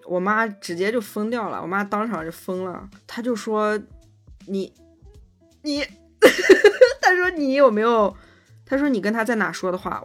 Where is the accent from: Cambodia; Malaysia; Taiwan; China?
China; 我们中国人